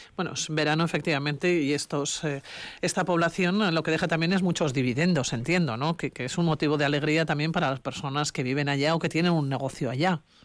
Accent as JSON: {"language": "Spanish", "region": "Basque Country", "country": "Spain", "said": "somos muchos los vascos"}